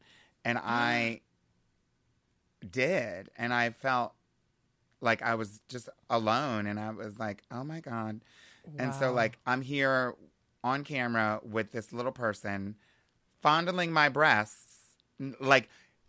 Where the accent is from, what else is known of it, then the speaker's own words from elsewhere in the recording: Hershey, Pennsylvania, United States; And I'm from Hershey, so that was like special for us.